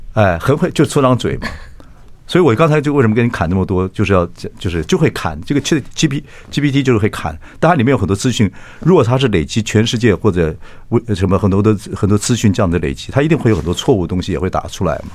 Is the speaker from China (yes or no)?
no; Chiayi, Taiwan; 我嘉义人嘛。我嘉义人